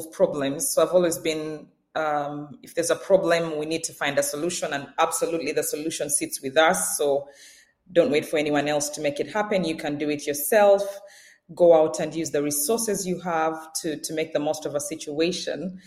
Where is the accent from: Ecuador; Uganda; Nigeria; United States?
Uganda; moved away as an adult; now in Scotland, United Kingdom; I grew up in sunny Uganda